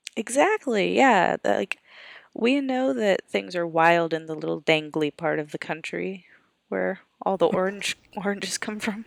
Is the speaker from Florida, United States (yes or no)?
yes; Florida, United States; moved away; also born or lived in Tallahassee, Florida; I grew up in Florida